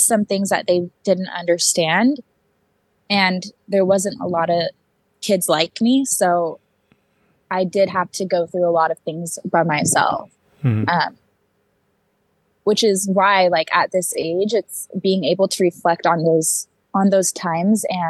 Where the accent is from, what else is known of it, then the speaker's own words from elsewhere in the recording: Seattle, Washington, United States; my mom moved here in her third trimester, like 2 months before I was born